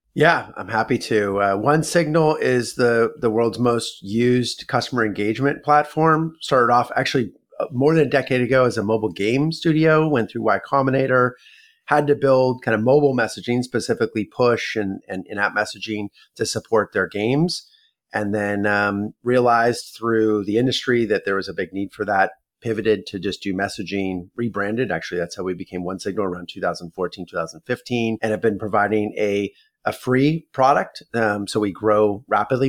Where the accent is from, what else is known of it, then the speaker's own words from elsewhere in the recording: Palo Alto, California, United States; I was born and raised in Palo Alto, California. I'm a sixth generation Northern Californian